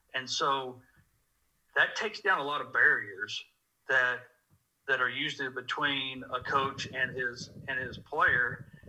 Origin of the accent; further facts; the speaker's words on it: Dallas, Texas, United States; moved away as an adult; also born or lived in Lubbock, Texas / Abilene, Texas; now in Norman, United States; I grew up in Dallas, Texas